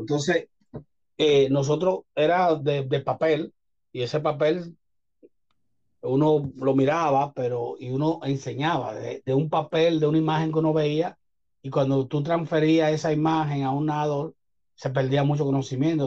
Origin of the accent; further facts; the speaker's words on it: Santo Domingo, Distrito Nacional, Dominican Republic; nací en Santo Domingo. Estudié cerca de la UAS toda mi vida, desde los tres años